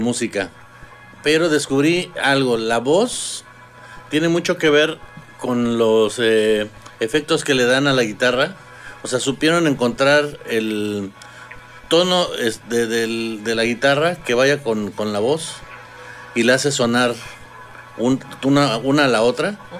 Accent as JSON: {"language": "Spanish", "town": "Ecatepec", "region": "State of Mexico", "country": "Mexico", "tie": "born or raised there", "also_born_or_lived": "Iztapalapa, Mexico City", "said": "Nací en Iztapalapa. Me crié en Ecatepec."}